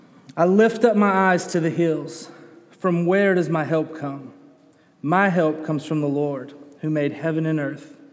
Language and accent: English; Birmingham, Alabama, United States; also born or lived in Colorado; I'm from Birmingham. I grew up in Alabama, was born in Alabama, but for a couple of years I lived in Colorado